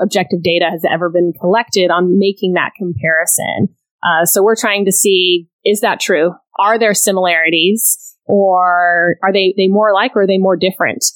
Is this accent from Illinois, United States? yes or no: no; Austin, Texas, United States; also born or lived in Scotland / Geneva, Switzerland; now in Houston, United States; moved to Austin, Texas when I was in the third grade